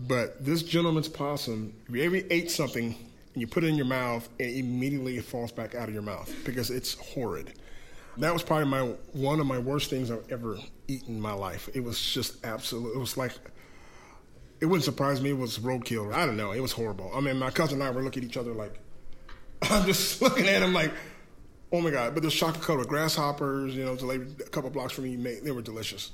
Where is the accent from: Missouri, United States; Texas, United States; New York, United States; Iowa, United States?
Iowa, United States; I'm from Iowa, we're all about pork and beef